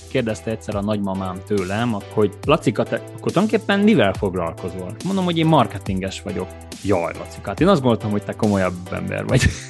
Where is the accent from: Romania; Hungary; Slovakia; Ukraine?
Romania; Gheorgheni, Harghita County; moved away as an adult; also born or lived in Cluj-Napoca, Romania; én székelyföldi születésű vagyok, gyergyói vagyok